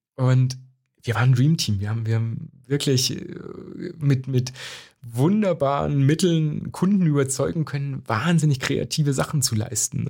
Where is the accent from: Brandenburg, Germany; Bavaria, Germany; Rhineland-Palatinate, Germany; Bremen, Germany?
Bavaria, Germany; also born or lived in Zerbst, Saxony-Anhalt; nach dem Mauerfall sind wir nach Bayern gezogen